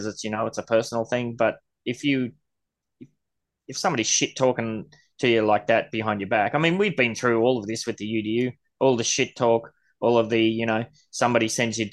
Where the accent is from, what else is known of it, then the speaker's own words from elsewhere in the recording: Australia; I'm Australian, mate.